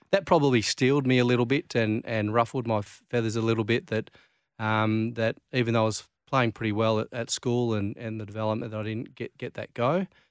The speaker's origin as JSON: {"language": "English", "town": "Claremont", "region": "Western Australia", "country": "Australia", "tie": "born or raised there", "said": "growing up in Claremont"}